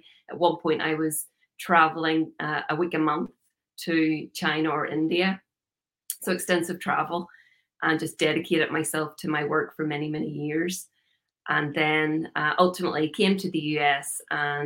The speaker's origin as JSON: {"language": "English", "region": "Northern Ireland", "country": "United Kingdom", "tie": "born or raised there", "moved": "as an adult", "lives_now": "United States", "said": "I'm originally from Northern Ireland. You can probably hear by the accent. I lived there for a long time, 37 years"}